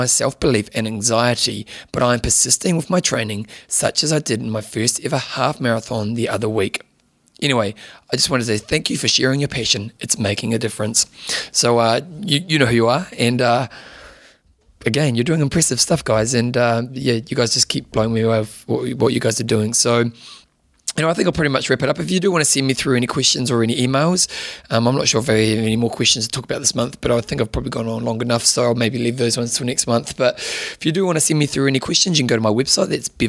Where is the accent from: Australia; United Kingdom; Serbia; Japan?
Australia; Adelaide, South Australia; Last year, I rode from my hometown of Adelaide to Melbourne, 1,200 Ks in 8 days for charity.